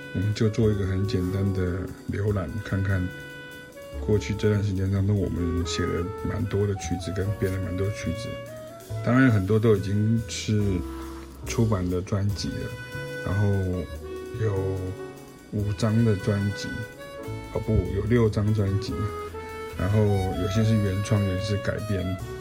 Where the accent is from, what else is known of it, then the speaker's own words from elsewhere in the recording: southern Taiwan, Taiwan; also born or lived in Belgium; 因为我们是南部来的